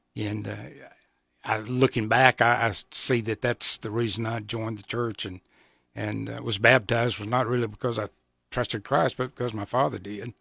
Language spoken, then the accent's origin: English; Georgia, United States; moved away as an adult; also born or lived in South Carolina / Atlanta; now in Nebraska, United States; I was born in South Carolina, raised in Georgia.